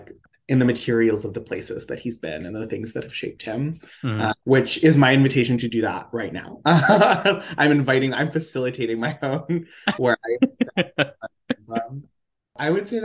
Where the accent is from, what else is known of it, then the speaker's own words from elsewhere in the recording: Poughkeepsie, New York, United States; moved away as an adult; also born or lived in Baltimore; now in New York City, United States; I'm from Poughkeepsie. And it's like this, like, small, it's a small city, suburbs, you know. I come from a big, like, big backyard, from a house of, I grew up in a house of 14 people